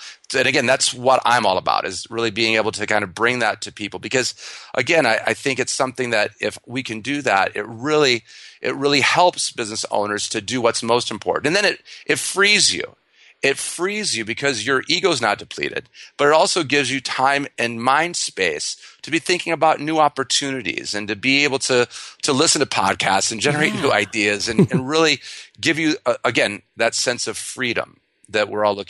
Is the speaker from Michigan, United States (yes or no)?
yes; Michigan, United States; I'm from Michigan originally, so I have a lot of car analogies.